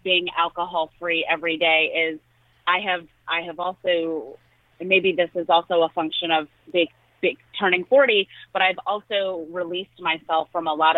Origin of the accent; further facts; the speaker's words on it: United States; I was raised in rural America.